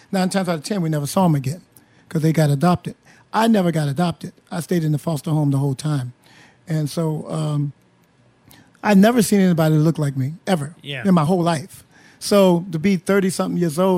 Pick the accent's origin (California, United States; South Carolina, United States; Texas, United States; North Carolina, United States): South Carolina, United States; also born or lived in New York; I was born in New York, raised in South Carolina.